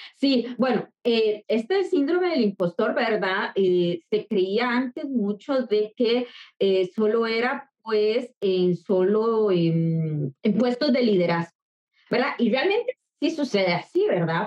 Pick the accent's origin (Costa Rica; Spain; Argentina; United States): Costa Rica; soy de Costa Rica, soy psicóloga